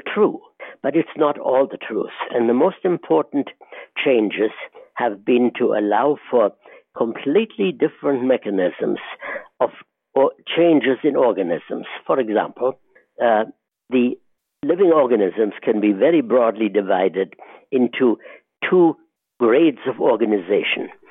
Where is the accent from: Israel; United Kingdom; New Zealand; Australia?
Israel; moved away as an adult; also born or lived in Germany; now in United States; I grew up in the Middle East and eventually came to the United States in 1947